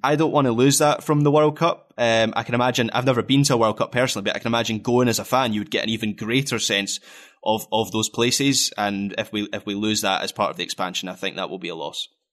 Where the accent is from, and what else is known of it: Scotland, United Kingdom